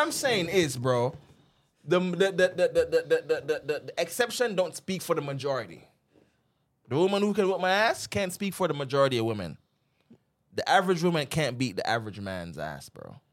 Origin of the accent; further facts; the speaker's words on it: Jamaica; now in United States; we grew up in Jamaica.